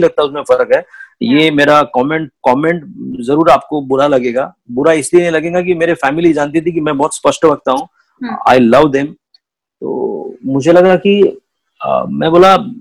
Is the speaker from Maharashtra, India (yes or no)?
yes; Nagpur, Maharashtra, India; मैं उस एरिया से आता हूँ जहाँ सब कुछ पैसों के दम पे तोला जाता है